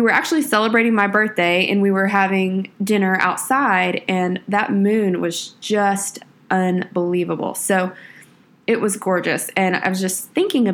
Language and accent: English; Texas, United States; I'm from Texas, so we spent a little time down on the Texas coast